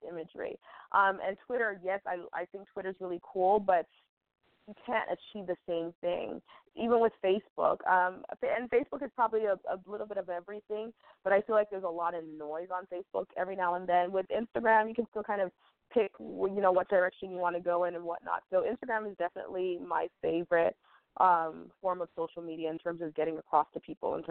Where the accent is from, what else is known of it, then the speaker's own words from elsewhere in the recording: United States; as a woman, as an American woman